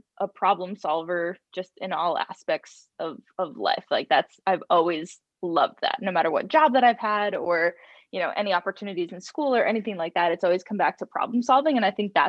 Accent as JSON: {"language": "English", "region": "Rhode Island", "country": "United States", "said": "my parents are both born and raised in Rhode Island"}